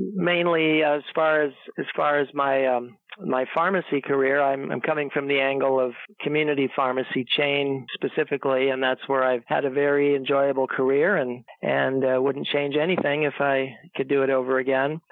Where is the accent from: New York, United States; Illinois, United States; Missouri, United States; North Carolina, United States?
Illinois, United States; Chicago suburbs; moved away as an adult; also born or lived in Iowa; I grew up in Illinois. That's where I was born and raised in the Chicago suburbs.